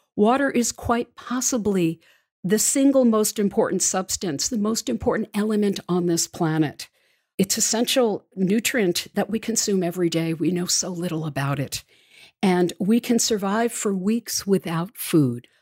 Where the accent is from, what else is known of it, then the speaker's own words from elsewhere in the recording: New York City, New York, United States; also born or lived in Washington, D.C.; my hometown peeps in New York City